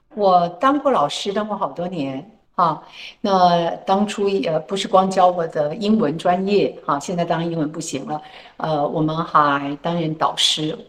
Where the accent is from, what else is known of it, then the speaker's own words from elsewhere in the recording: Tainan, Taiwan; 能够感受到我们台南人的热情